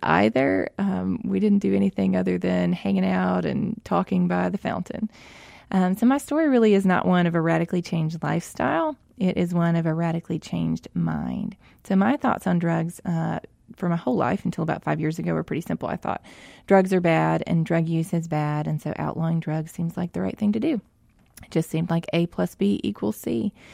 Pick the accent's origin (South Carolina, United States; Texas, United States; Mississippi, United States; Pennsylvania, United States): Mississippi, United States; I grew up here in Mississippi, uh, born and raised here, lived here my whole life